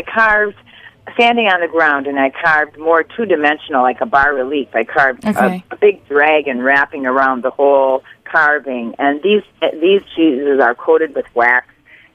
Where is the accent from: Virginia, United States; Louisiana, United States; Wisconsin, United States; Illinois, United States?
Wisconsin, United States; I'm from Wisconsin. I'm a cheesehead.